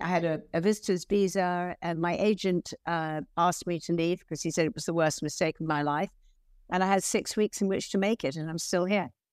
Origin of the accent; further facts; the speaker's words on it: London, United Kingdom; accent: English; moved away as an adult; also born or lived in Hillingdon, Middlesex; now in United States; I grew up in, uh, Merton Park. It's very close to Wimbledon